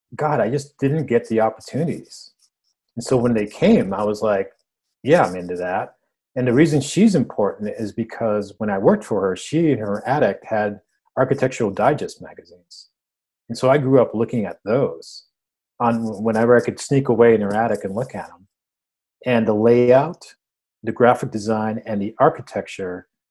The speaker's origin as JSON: {"language": "English", "country": "United States", "tie": "born or raised there", "first_language": "Spanish", "second_language": "English", "said": "I was born in the States, but I didn't speak English"}